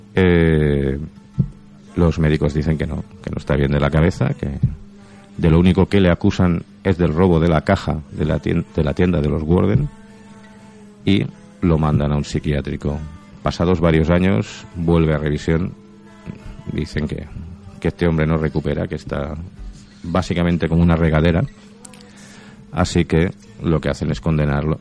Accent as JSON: {"language": "Spanish", "region": "Catalonia", "country": "Spain"}